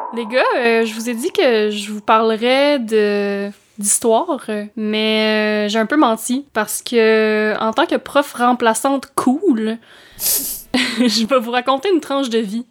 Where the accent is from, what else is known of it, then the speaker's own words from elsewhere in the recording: Baie des Chaleurs, Quebec, Canada; now in Montreal, Canada; par chez nous, c'est là que les gens se trouvent des lifts